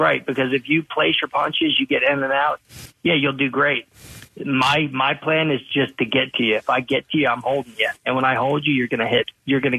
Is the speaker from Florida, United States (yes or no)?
no; Pottstown, Pennsylvania, United States; I'm from Potts Grove.